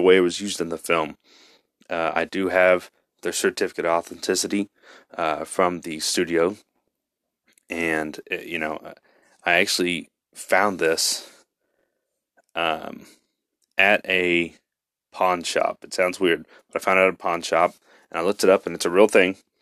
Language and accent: English; Texas, United States; I'm from Texas